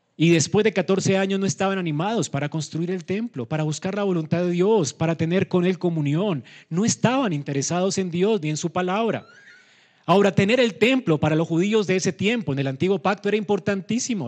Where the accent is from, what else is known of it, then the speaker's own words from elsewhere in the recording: Colombia; como colombianos tenemos esta costumbre